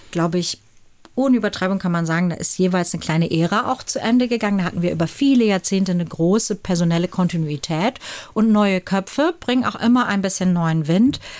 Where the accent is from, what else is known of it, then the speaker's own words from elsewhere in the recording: Hamburg, Germany; das muss man sich auch selber anziehen als äh, äh, Norddeutscher. Uns ist es, obwohl wir auch als Hamburger zum Beispiel der Seehafen der Bayern sind